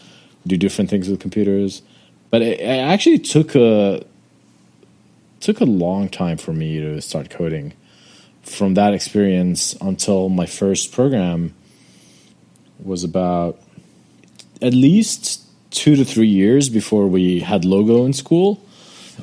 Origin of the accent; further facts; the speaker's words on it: Amman, Amman Governorate, Jordan; I grew up in Jordan, in Amman, Jordan